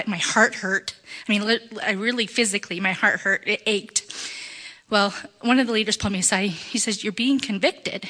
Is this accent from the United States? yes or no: yes; Prineville, Oregon, United States; also born or lived in Bend, Oregon; Born in Bend, moved to Prineville when I was six, graduated from Cook County High School in 1987